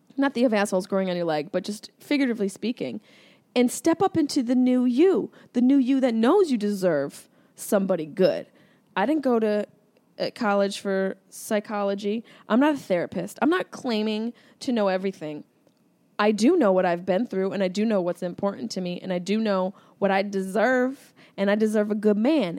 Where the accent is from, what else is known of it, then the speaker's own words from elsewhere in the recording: Syracuse, New York, United States; accent: Syracuse; my Syracuse accent